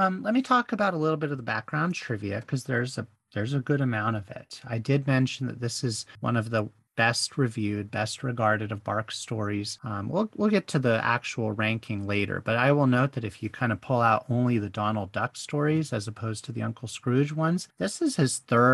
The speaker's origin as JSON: {"language": "English", "area": "Bay Area", "region": "California", "country": "United States", "tie": "born or raised there", "said": "I was born in the 80s in the Bay Area"}